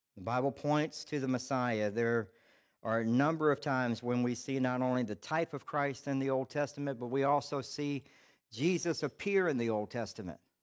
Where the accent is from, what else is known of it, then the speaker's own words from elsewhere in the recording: Charleston, South Carolina, United States; I'm from Charleston, South Carolina